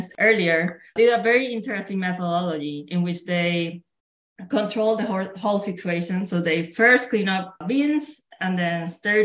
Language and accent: English; Puerto Rico; moved away as an adult; I'm originally from Puerto Rico, which is a tropical island in the Caribbean, and I grew up there.